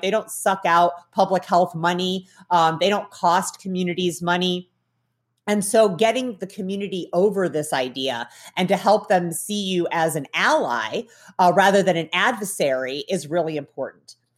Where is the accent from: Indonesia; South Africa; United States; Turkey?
United States; Midwest; I grew up in the Midwest in the nineteen nineties